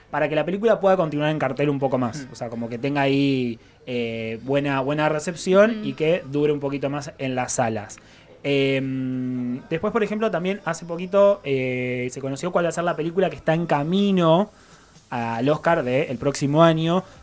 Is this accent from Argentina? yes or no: yes; Argentina